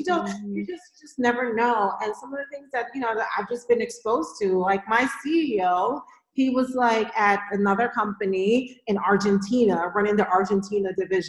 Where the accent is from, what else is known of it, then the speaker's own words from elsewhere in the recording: New York, United States; because I'm from New York, but a lot of New Yorkers just want to stay in New York.